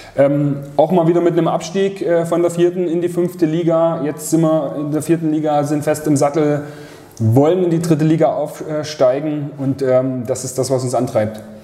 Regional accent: Leipzig, Saxony, Germany; moved away as an adult; also born or lived in Munich; Ich bin aus München wieder zurück nach Leipzig gezogen, hatte hier eine Arbeitsstelle bekommen, komme ja ursprünglich von hier

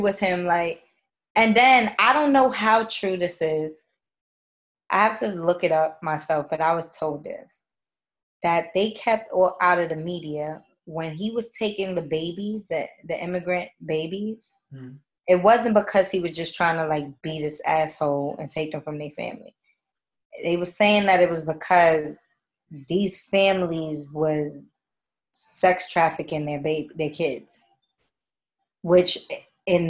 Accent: New York City, New York, United States; I'm from East Harlem.

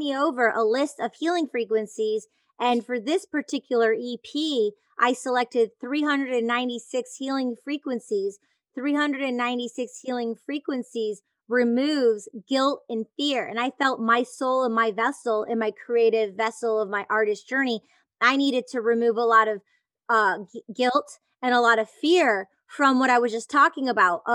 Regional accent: Detroit, Michigan, United States; I grew up in the Detroit electronic music scene.

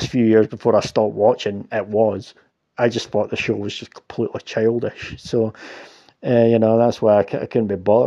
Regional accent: Scotland, United Kingdom; I'm fucking Scottish

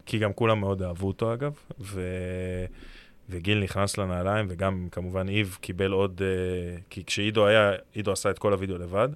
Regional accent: Herzliya, Tel Aviv District, Israel; אני גדלתי בהרצליה

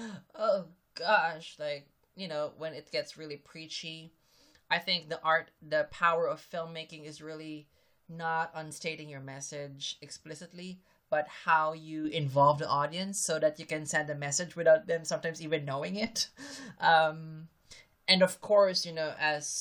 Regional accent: Philippines; I'm Filipino

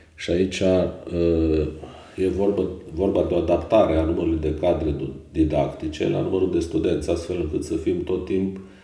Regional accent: Ineu, Arad County, Romania; m-am născut uh, în Ineu, județul Arad, unde am și absolvit uh, liceul Mihai Viteazu

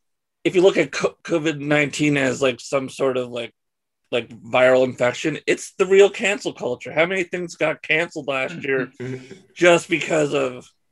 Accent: London, Ontario, Canada; I'm from London, Ontario, which has a book called Murder City, because we were once the capital of serial killers in all of Canada.

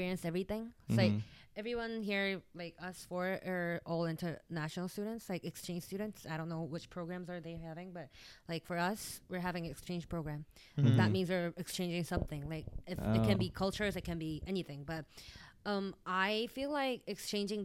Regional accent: South Korea; now in Turlock, United States; I'm also from South Korea

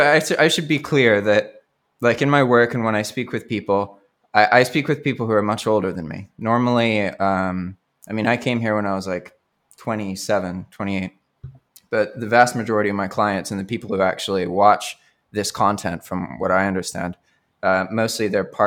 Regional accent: Colombo, Western Province, Sri Lanka; born there; also born or lived in United States; I was born in Sri Lanka to an English father and an American mother.

